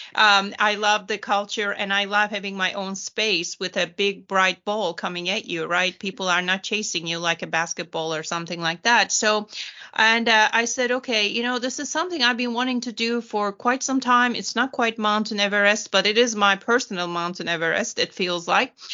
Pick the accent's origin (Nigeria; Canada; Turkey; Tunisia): Turkey; now in Houston, United States; I was born and raised in Turkey